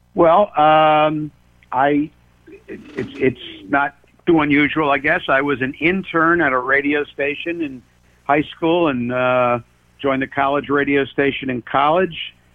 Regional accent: Allentown, Pennsylvania, United States; also born or lived in Bethlehem, Pennsylvania / Philadelphia; I grew up in Allentown, Pennsylvania

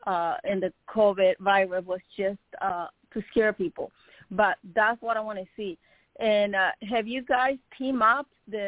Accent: Nicaragua; I'm from Nicaragua.

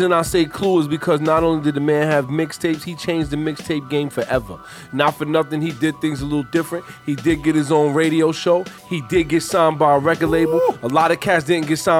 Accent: New York City, New York, United States; I'm from Queens

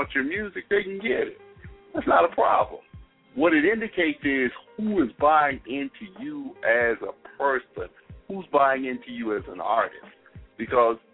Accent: Mississippi, United States; I'm from Mississippi.

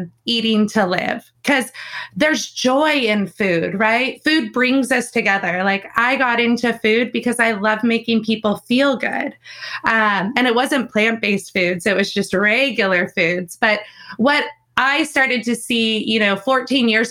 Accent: California, United States; Growing up in California

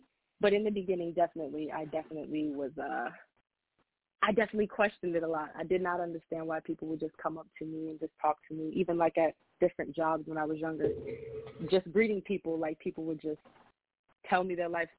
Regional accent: Long Island, New York, United States; Oh, I am from Long Island, New York.

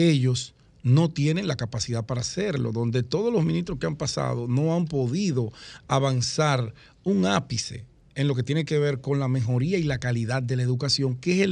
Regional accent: Dominican Republic; Ahora, lo que nosotros no podemos como sociedad dominicana es seguir permitiendo que la delincuencia nos siga robando la paz y la vida de la gente seria, la gente que trabaja.

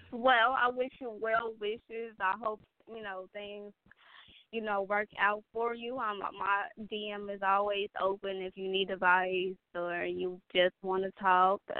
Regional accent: Gary, Indiana, United States; I'm from the hood too, so I understand your struggle. I'm from Gary, Indiana

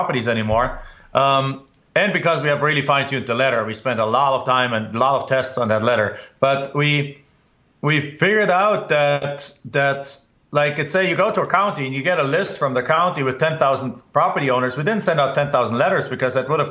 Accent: Germany; accent: German; English is a second language; moved away as an adult; now in United States; in my home country in Germany, I grew up without any relation to real estate

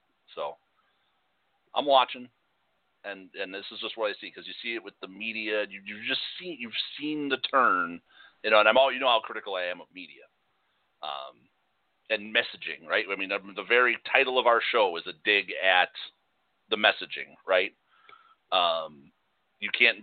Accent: Chicago, Illinois, United States; moved away; Like you and I grew up in Chicago

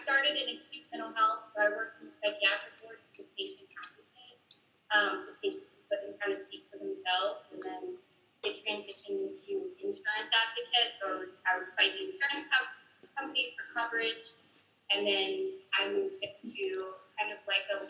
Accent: Stone Mountain, Georgia, United States; moved away as an adult; also born or lived in Charlotte, North Carolina; now in Atlanta, United States; I am born and raised in Stone Mountain, Georgia, a little bit outside of Atlanta. Took a whim, moved to Charlotte, Noda

